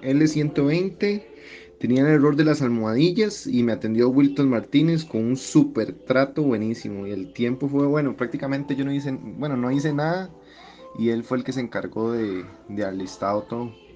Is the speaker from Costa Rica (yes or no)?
yes; Costa Rica; Soy de Costa Rica.